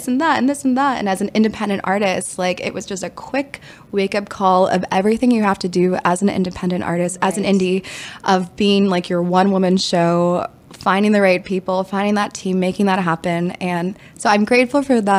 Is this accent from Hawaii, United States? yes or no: no; Washington, District of Columbia, United States; I'm from Washington, D.C.